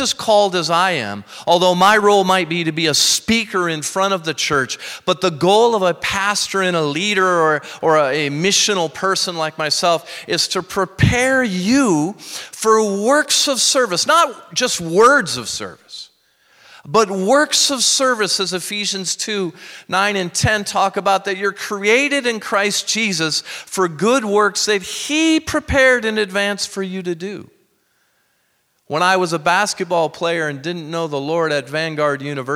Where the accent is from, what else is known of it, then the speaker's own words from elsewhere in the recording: Minnesota, United States; moved away; growing up in Minnesota, I just went back there